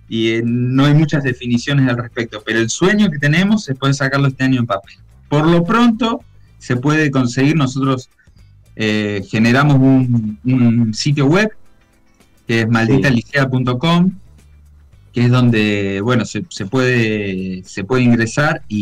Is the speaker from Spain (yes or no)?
no; Villa Carlos Paz, Córdoba, Argentina; eh, soy de Carlos Paz